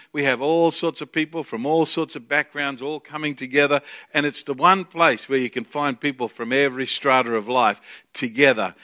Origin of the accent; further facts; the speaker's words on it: Australia; we are from a land down under